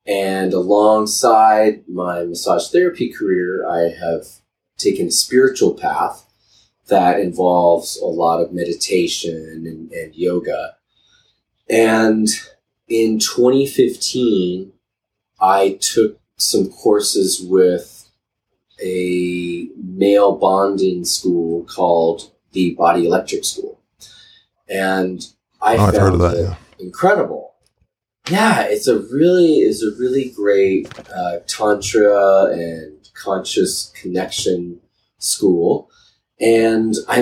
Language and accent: English; Boulder, Colorado, United States; I grew up in Boulder, Colorado